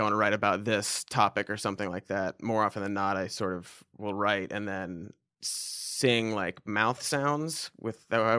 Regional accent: Cincinnati, Ohio, United States; I grew up in Ohio. I was in Cincinnati, Ohio.

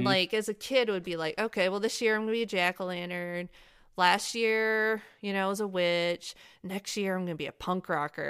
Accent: Michigan, United States; now in North Carolina, United States; Michigan, I live in North Carolina now. Michigan's my home state

